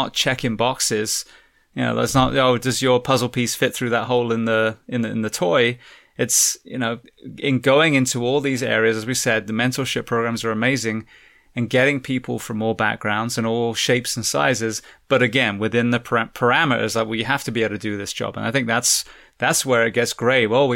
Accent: England, United Kingdom; moved away; also born or lived in California; I'm originally from England

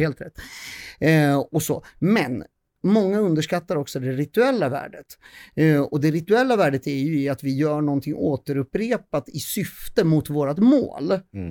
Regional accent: Södertälje, Stockholm County, Sweden; jag är från Södertälje

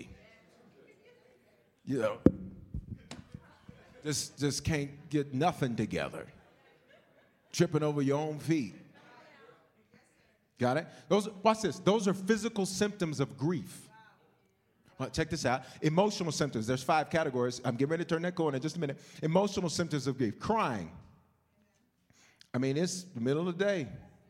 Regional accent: the South, United States; moved away; When I grew up in the South

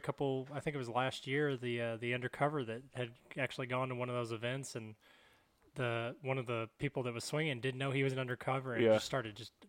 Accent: Amarillo, Texas, United States; I'm actually from Amarillo, Texas.

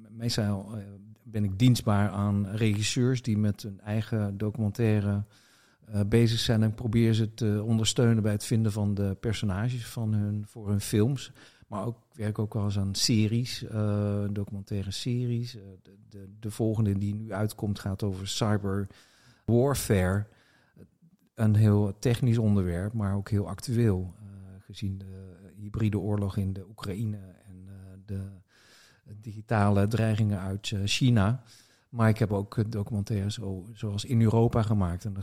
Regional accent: North Brabant, Netherlands; now in Amsterdam, Netherlands; 61 ehm, jaar. Ik woon wat ik net zei, in het centrum van Amsterdam. voel me in Amsterdam, maar ik kom uit Brabant

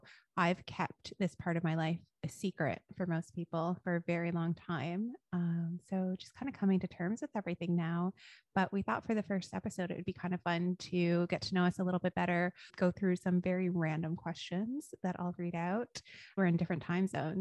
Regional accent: Ontario, Canada; moved away as an adult; now in London, United Kingdom; I am Canadian, grew up in Ontario, moved to London in 2014

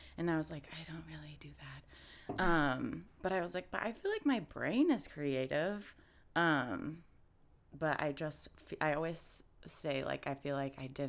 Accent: Indiana, United States; now in Austin, United States; originally, I'm from Indiana. Midwest gal

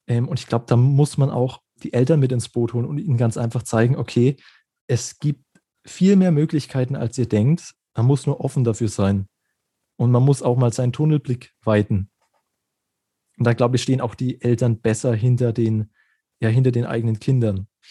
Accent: Germany; bei uns in Deutschland

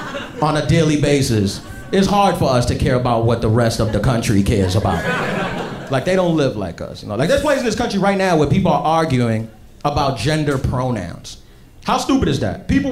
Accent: New York City, New York, United States; I was born and raised in New York City

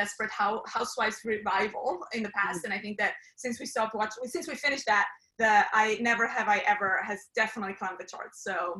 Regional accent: Switzerland; English is a second language; moved away; So I'm from Switzerland.

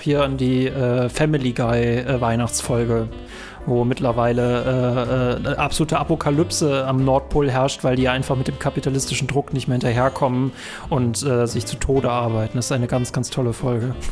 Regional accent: North Rhine-Westphalia, Germany; also born or lived in Bonn; wir in NRW

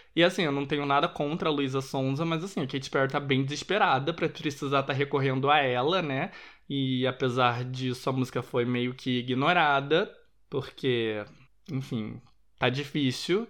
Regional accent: Rio de Janeiro, Brazil; eu sou da zona sul do Rio de Janeiro

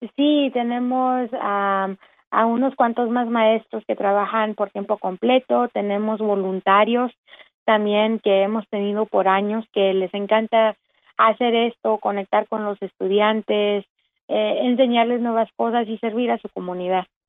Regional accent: Dallas, Texas, United States; also born or lived in Austin, Texas; soy nacida de aquí en Dallas, Texas

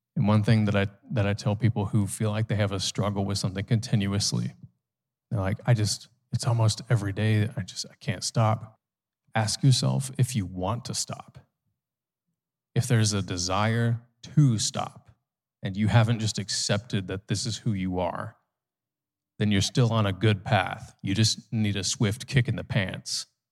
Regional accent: United States; as an American

